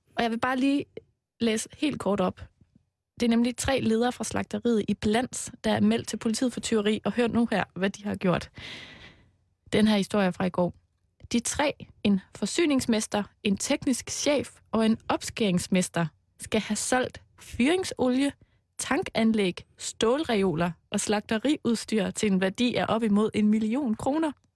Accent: Denmark; Jeg er jo fra Jylland

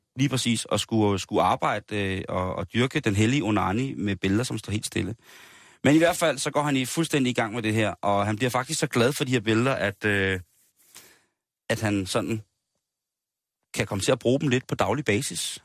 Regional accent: Denmark; som danskere

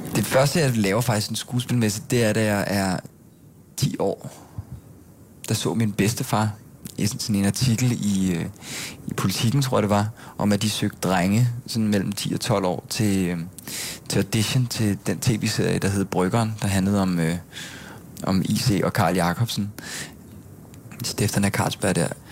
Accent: Gilleleje, Capital Region of Denmark, Denmark; moved away as an adult; also born or lived in Bornholm; now in Copenhagen, Denmark; jeg er født på Bornholm, faktisk. Øh, og så boede jeg der, da jeg var seks. Og så flyttede vi alle sammen til Gilleleje op i Nordsjælland, øh, hvor jeg så voksede op og gik i folkeskole

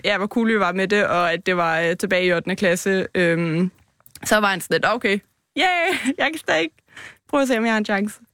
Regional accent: Copenhagen, Capital Region of Denmark, Denmark; Jeg er fra København, fra Vandløse af

